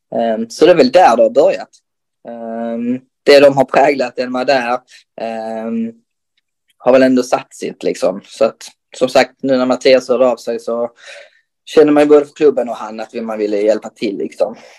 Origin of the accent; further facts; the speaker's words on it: Röke, Skåne, Sweden; moved away as an adult; now in Helsingborg, Sweden; jag är uppväxt i att spela innebandy i, i, i Röke